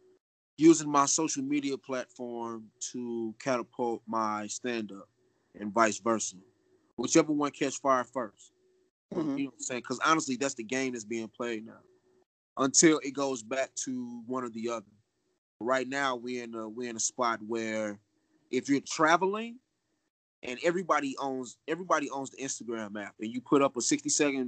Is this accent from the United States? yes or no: yes; St. Louis, Missouri, United States; I'm from St. Louis